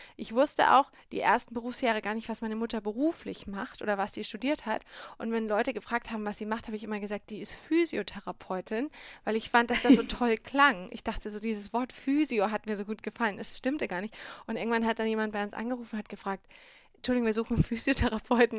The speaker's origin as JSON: {"language": "German", "town": "Bamberg", "region": "Bavaria", "country": "Germany", "tie": "born or raised there", "said": "Also ich bin aufgewachsen in Bamberg, beziehungsweise in einem Vorort von Bamberg, in Bischberg"}